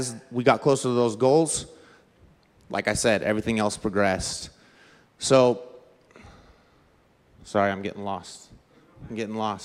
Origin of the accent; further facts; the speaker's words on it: Southern California, United States; I'm from Southern California.